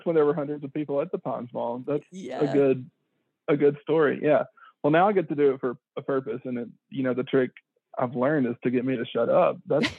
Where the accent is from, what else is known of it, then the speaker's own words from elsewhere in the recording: Pine Bluff, Arkansas, United States; we grew up in Pine Bluff together since probably birth